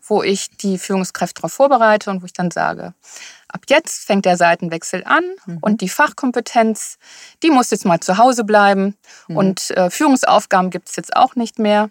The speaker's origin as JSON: {"language": "German", "region": "Rhineland", "country": "Germany", "also_born_or_lived": "Sylt", "moved": "as an adult", "lives_now": "Hamburg, Germany", "said": "ich bin eine Rheinländerin"}